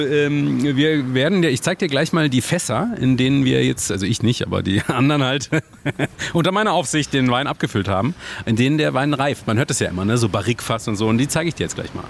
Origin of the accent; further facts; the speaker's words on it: Freiburg, Baden-Württemberg, Germany; Ich bin in Freiburg aufgewachsen